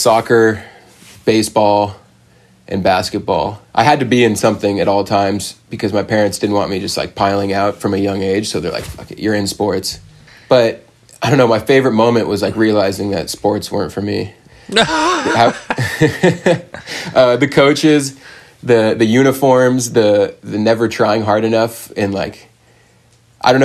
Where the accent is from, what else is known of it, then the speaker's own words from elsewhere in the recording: San Clemente, California, United States; I grew up in San Clemente, California